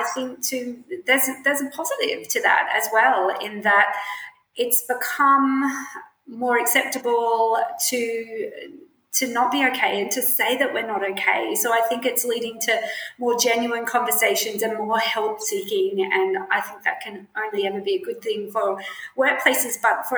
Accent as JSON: {"language": "English", "town": "Brisbane", "region": "Queensland", "country": "Australia", "said": "I'm from Brisbane, and I still live. I live in Brisbane now."}